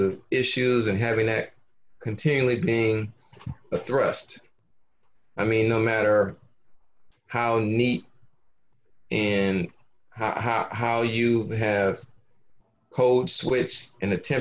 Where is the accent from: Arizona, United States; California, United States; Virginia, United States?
California, United States; Los Angeles; I grew up in South Los Angeles